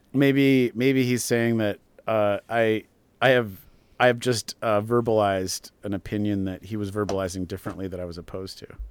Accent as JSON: {"language": "English", "region": "Minnesota", "country": "United States", "tie": "born or raised there", "said": "the town I grew up in Minnesota"}